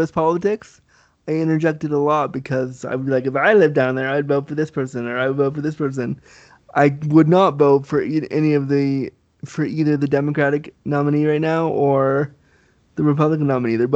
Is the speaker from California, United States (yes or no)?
yes; Laguna Beach, California, United States; born there; I was born in Laguna Beach, California.